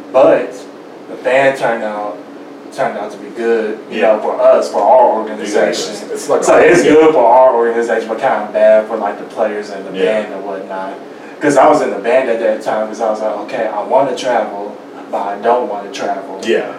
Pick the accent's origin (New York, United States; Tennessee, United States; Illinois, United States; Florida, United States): Tennessee, United States; Memphis; I was born and raised here in Memphis like my whole entire life.